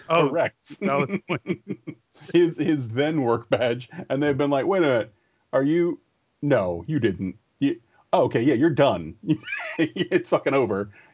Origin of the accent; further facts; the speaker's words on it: Bladensburg, Maryland, United States; My senior year of high school, um, they were tearing down the school, so they moved everybody from Bladensburg out to this annexed uh, middle school uh, in Bel Air, which is just outside of Bowie